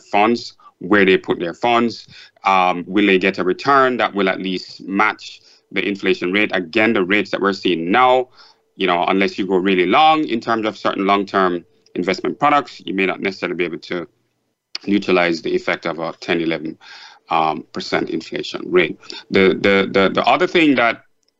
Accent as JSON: {"language": "English", "country": "Jamaica", "tie": "born or raised there", "said": "So my background, I grew up in Jamaica."}